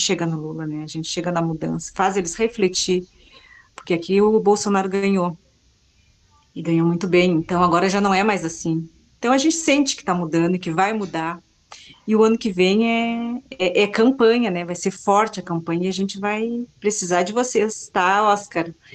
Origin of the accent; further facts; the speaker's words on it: Cachoeira do Sul, Rio Grande do Sul, Brazil; estou em Cachoeira do Sul, é uma cidade conservadora, é minha terra natal